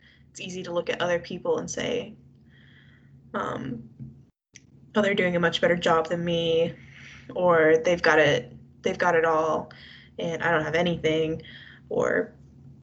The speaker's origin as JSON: {"language": "English", "country": "United States", "said": "we're both American"}